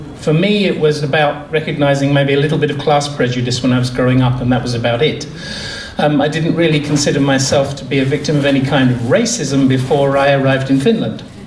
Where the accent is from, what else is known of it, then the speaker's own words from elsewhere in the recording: England, United Kingdom; I'm the Englishman